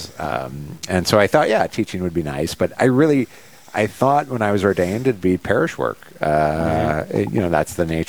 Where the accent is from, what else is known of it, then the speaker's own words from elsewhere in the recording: Hokah, Minnesota, United States; From a little town called Hoka, Minnesota, about 35 miles away from Winona. So native Minnesotan